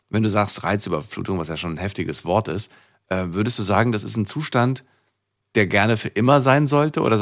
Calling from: Karlsruhe, Baden-Württemberg, Germany; Ich bin aus Karlsruhe.

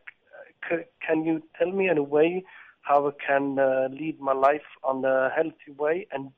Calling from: England, United Kingdom; I'm calling from England.

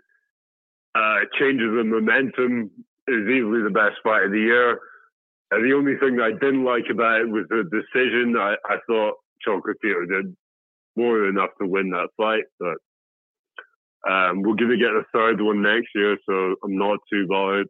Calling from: Birmingham, West Midlands, United Kingdom; I'm calling from Birmingham

